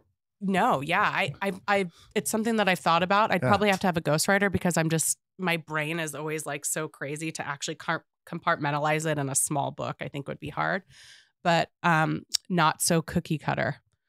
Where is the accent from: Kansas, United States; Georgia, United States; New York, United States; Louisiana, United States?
Georgia, United States; Atlanta; now in Missoula, United States; I'm from Atlanta, Georgia originally. I grew up with the most diverse ethnicity background, right?